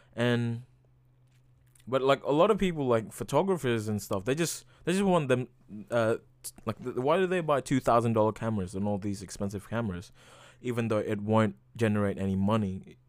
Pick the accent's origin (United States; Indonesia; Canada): Indonesia; moved away; I am from Indonesia